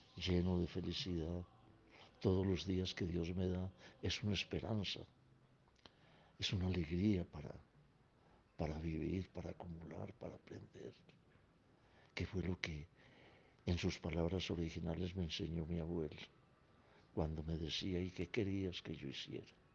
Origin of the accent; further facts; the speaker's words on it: Caldas, Colombia; Nací en Meguera, departamento de Caldas, de mi país Colombia, el 17 de diciembre de 1934.